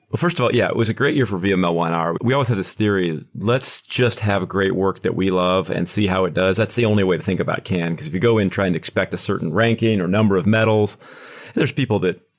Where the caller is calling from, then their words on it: Kansas City, Missouri, United States; I am in Kansas City, right on the border of Kansas and Missouri, sitting in the Kansas or sitting on the Missouri side is where the office is today.